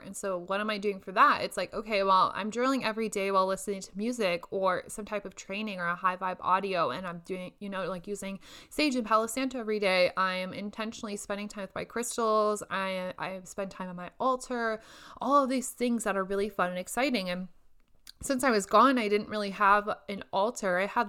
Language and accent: English; Indonesia; now in Lincoln, United States; during this quarantine instead of sit up in my apartment in Lincoln where it's much colder than what I am used to from Indonesia.